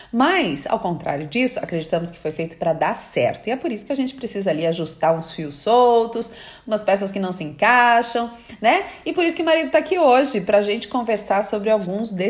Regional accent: Bahia, Brazil; sou baiana, zen, água de coco, né, praia, meu marido é italiano, adoro uma guerra.

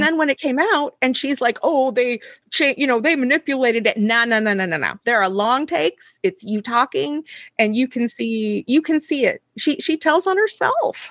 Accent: United States; moved away as an adult; I am from the United States, you know, originally

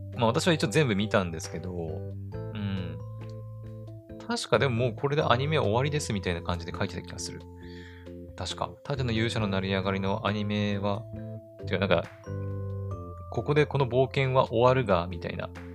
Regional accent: Aomori, Japan; 私自身がね、青森出身で、青森に住んでるから

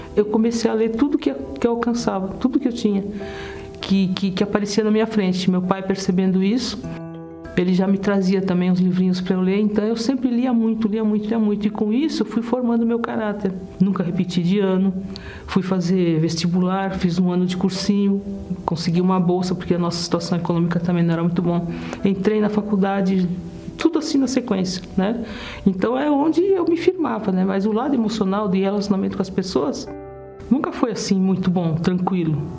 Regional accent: Brazil; also born or lived in Sweden; Eu aqui no Brasil eu sou imigrante, né, junto com a minha família. Eu cheguei aqui com perto de, de fazer três anos de idade

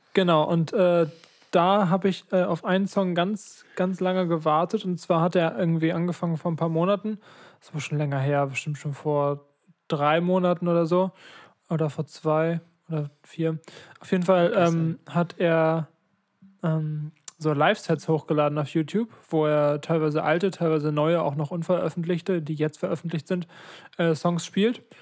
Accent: Ratekau, Schleswig-Holstein, Germany; also born or lived in Lübeck; unsere berühmte Kirche in Radekau

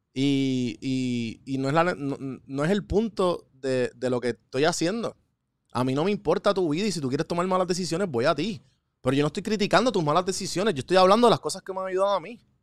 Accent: Puerto Rico; Aprendí de Puerto Rico, aprendí de mi pueblo

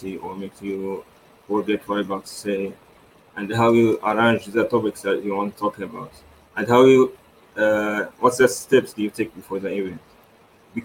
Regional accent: Syria; now in Erbil, Iraq; I'm Syrian, living in Iraq, in Erbil City

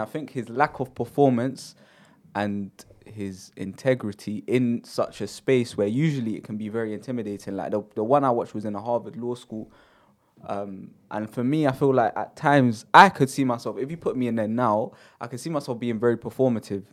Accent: United Kingdom; growing up in Britain

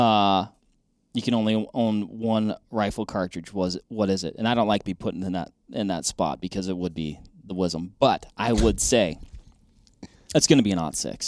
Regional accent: Washington, United States; born or raised there; moved away

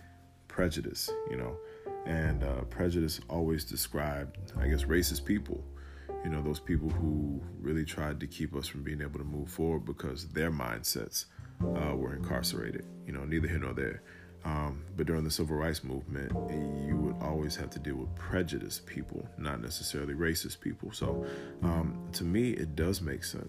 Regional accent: Atlanta, Georgia, United States; I'm from Atlanta, ATL, Dirty South

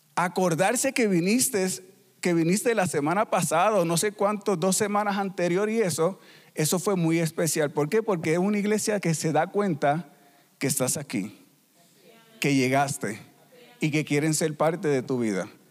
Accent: Puerto Rico; moved away as an adult; also born or lived in Peru; somos de Puerto Rico y somos una familia misionera

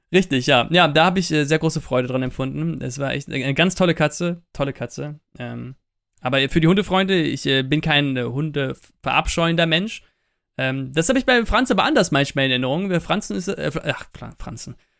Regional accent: Eifel, Rhineland-Palatinate, Germany; wir kommen ja ursprünglich aus der Eifel

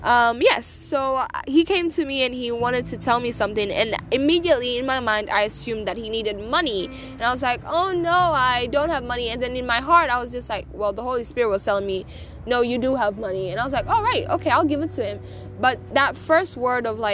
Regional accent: Tanzania; moved away; I am coming at you from Tanzania. I am back home in my home country

